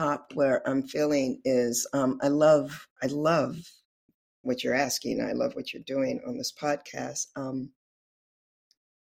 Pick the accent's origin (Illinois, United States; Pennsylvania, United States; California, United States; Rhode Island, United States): California, United States; moved away as an adult; also born or lived in Oakland, California; now in Louisiana, United States; I'm from California